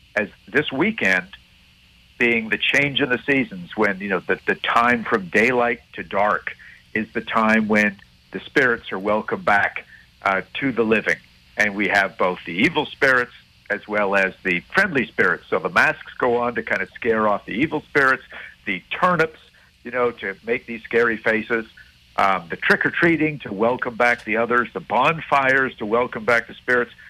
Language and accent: English; Montreal, Quebec, Canada; growing up in Montreal